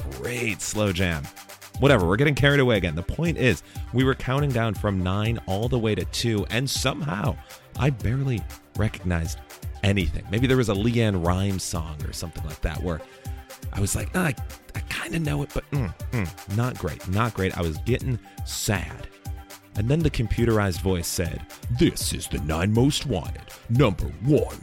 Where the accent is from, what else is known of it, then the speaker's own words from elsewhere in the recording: Chicago, Illinois, United States; As a kid growing up in Chicago